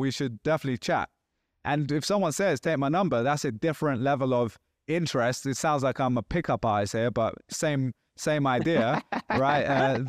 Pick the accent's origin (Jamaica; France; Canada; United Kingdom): United Kingdom; England; Like, oh, I'm English. I say mate too.